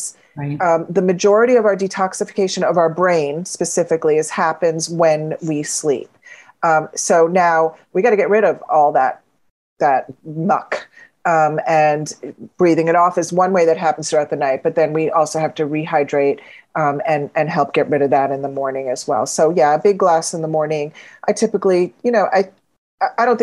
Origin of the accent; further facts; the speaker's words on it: Florida, United States; I grew up in Florida.